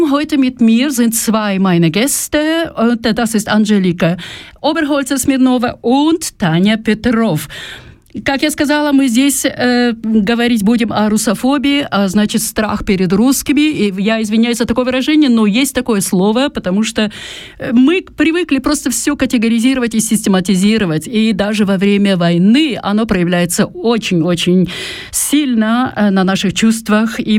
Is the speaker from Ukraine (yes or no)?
yes; Kyiv, Ukraine; now in Zurich, Switzerland; Я родом с Украины